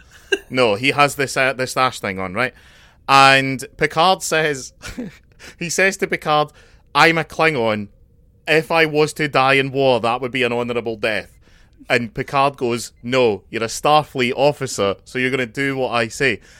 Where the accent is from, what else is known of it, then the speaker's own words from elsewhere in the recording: Scotland, United Kingdom; as a Scotsman, it's ki, kind of in my cultural history